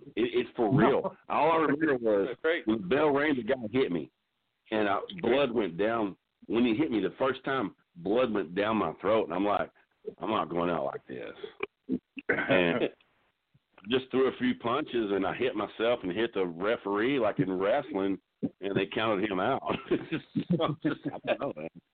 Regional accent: Texas, United States; I'm from Texas

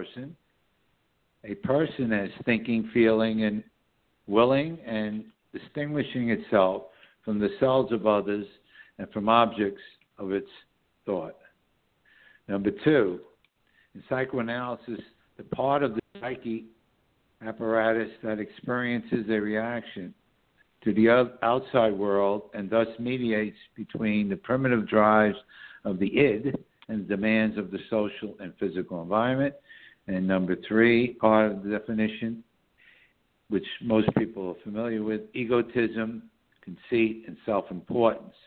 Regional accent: New York City, New York, United States; born or raised there; now in Southern Hudson Valley, New York, United States

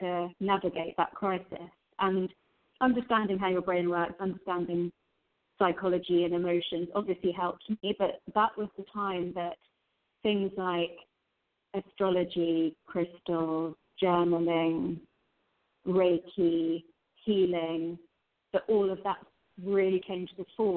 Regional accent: London, United Kingdom; I grew up in London in the UK with first-generation immigrant Indian parents

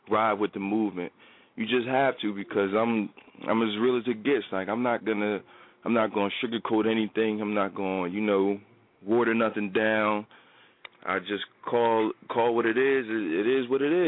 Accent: Trenton, New Jersey, United States; moved away; growing up in Trenton

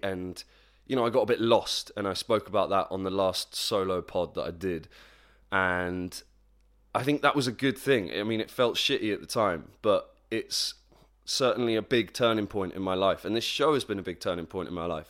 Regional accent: Plymouth, South West England, United Kingdom; moved away; my hometown, P-town, Plymouth, not Portsmouth, Plymouth.

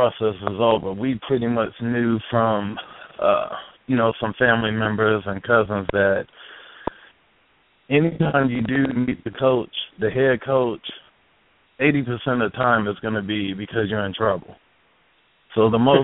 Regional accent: Detroit, Michigan, United States; moved away; I'm actually from the Midwest, from Detroit.

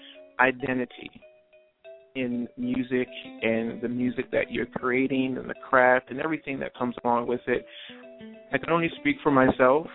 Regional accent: New Jersey, United States; moved away; I am originally from South Jersey. And right where the storm hit is where I grew up at, for the most part.

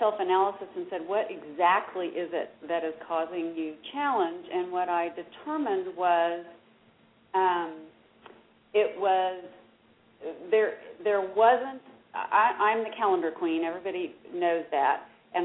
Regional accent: Dallas, Texas, United States; I am from Dallas. I'm a Dallas native

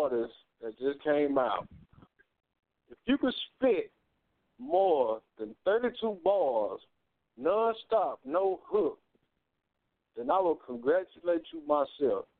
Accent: Texas, United States; moved away; I came from Texas

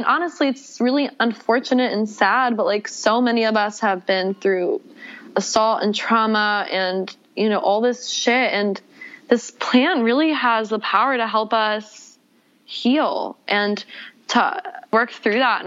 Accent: Atlanta, Georgia, United States; moved away as an adult; also born or lived in Buffalo, New York; now in Los Angeles, United States; moved to Atlanta where I grew up.

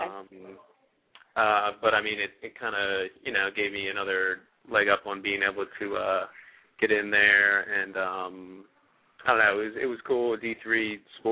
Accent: Media, Pennsylvania, United States; I'm actually from Media, Pennsylvania, which is a little bit, you know, farther away from Lansdale

